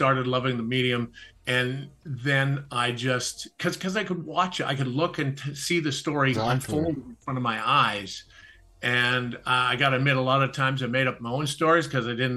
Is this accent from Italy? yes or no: no; Canada; growing up in Canada, I was a tall, skinny kid